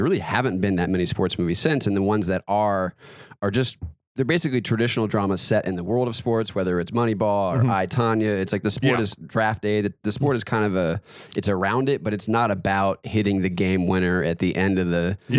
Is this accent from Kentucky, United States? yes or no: no; North Carolina, United States; I grew up in North Carolina, big basketball state.